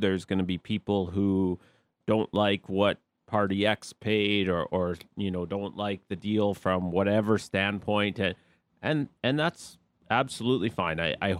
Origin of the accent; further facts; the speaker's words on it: just outside Calgary, Alberta, Canada; I grew up just outside Calgary. This is always going to be my home too.